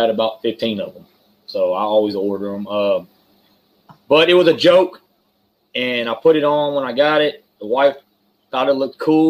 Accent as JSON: {"language": "English", "town": "Houston", "region": "Texas", "country": "United States", "tie": "born or raised there", "said": "Where I grew up at, I grew up in Houston, in the hood"}